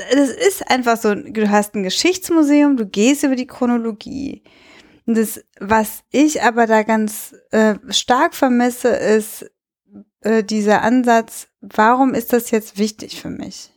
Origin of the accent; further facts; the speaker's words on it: Cologne, North Rhine-Westphalia, Germany; ich bin in Köln groß geworden